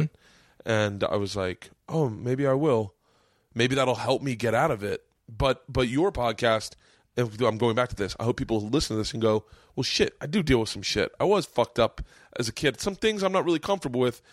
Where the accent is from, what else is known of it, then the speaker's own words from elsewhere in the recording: Florida, United States; I grew up in Florida.